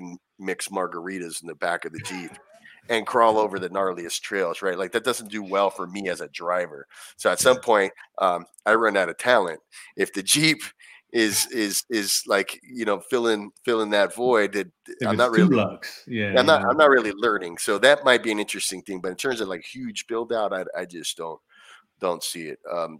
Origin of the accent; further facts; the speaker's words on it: Anaheim, California, United States; I grew up going there, and it's, you know, I'm from Anaheim originally, so that was right down the street.